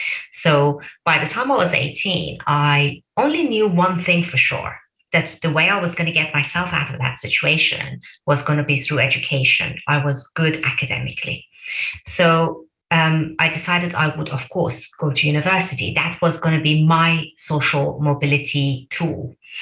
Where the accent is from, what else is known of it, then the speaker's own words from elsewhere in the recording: Birmingham, West Midlands, United Kingdom; I knew I'm a Brummie. I really felt like a Brummie. I still do.